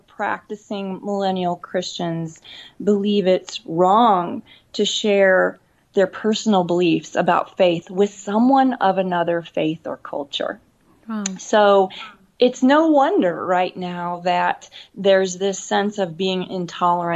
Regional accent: America's heartland, Midwest, United States; when I was growing up in America's heartland, when I was a kid

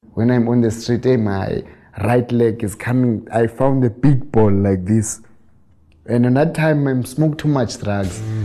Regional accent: Eastern Cape, South Africa; moved away; I was born in Eastern Cape. Yeah, I'm growing up with a grandmother in a nice place.

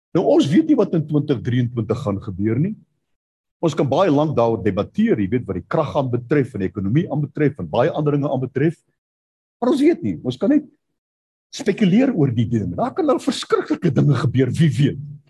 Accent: South Africa; Ek het daar in Bosel waar ek groot geword

